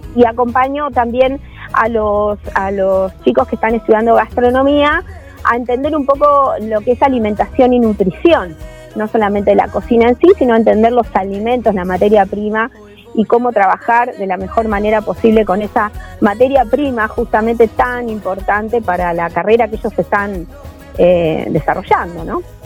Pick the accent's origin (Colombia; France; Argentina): Argentina; Necochea, Buenos Aires Province; now in Quequén, Argentina; yo soy oriunda de Necochea